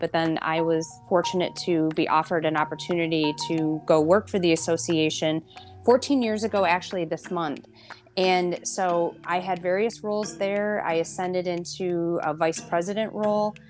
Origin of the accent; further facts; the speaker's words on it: Flint, Michigan, United States; I was born and raised in Flint, and I take a lot of pride from my hometown